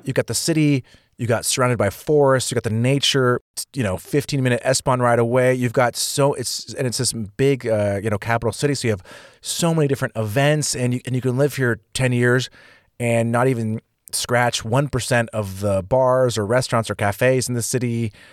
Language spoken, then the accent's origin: English; California, United States; moved away as an adult; being from California